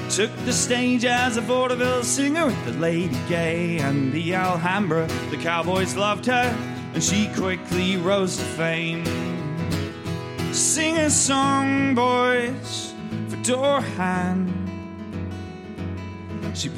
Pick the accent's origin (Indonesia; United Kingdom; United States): United Kingdom; Winchester, South East England; When I was a kid, I grew up in Winchester